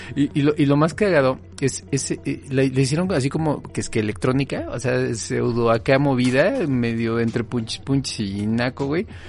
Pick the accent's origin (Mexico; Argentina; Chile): Mexico; Naucalpan, State of Mexico; crecí en Naucalpan